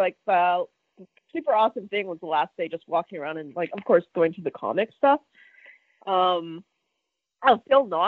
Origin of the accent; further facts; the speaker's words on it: Edmonton, Alberta, Canada; moved away; I'm originally from Edmonton